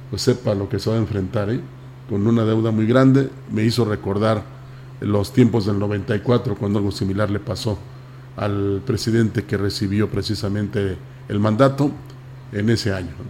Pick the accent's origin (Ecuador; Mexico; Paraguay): Mexico; No, pues soy mexicano.